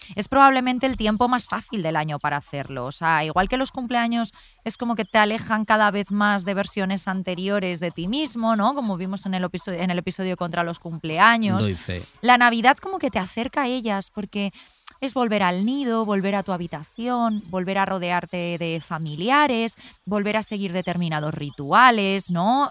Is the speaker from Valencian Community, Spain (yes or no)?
yes; Alfafar, Valencian Community, Spain; moved away; also born or lived in Madrid; yo aunque me haya criado a en Valencia, en Alfafar